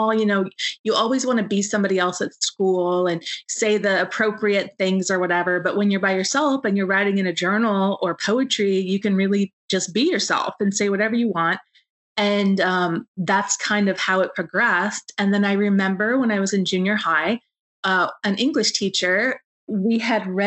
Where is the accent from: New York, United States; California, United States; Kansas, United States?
Kansas, United States; I grew up on a farm in Kansas